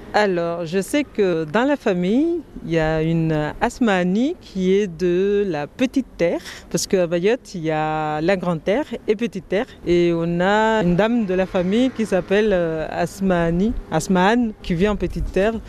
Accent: Sada, Mayotte; je viens de Mayotte, comme je vous ai dit. Dans la commune où je viens, Sada

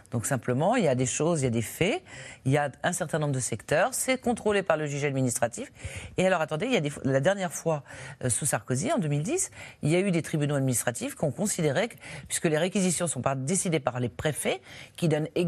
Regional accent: France; C'est une tradition peut-être chez nous, en France, parce que probablement depuis l'après-guerre, c'est qu'on se dit que les secteurs stratégiques

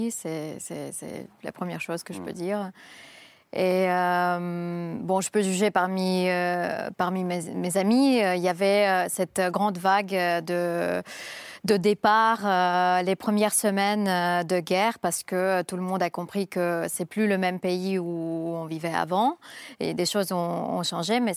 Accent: Saint Petersburg, Russia; now in Moscow, Russia; Je suis de Saint-Pétersbourg, mais ça fait longtemps que je vis à Moscou.

